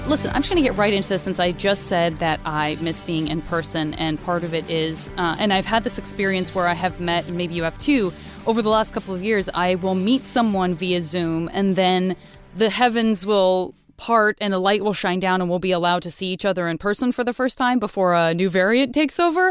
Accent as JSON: {"language": "English", "town": "Tucson", "region": "Arizona", "country": "United States", "also_born_or_lived": "San Francisco", "moved": "as an adult", "said": "I'm from Tucson, Arizona"}